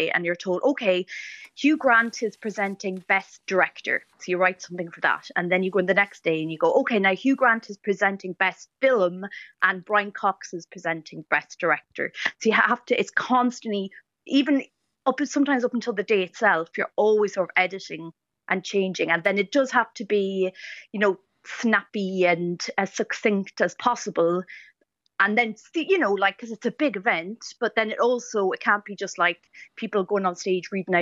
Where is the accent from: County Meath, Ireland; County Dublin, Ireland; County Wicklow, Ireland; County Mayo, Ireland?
County Meath, Ireland; Navan; now in London, United Kingdom; I'm from the Royal County, Navan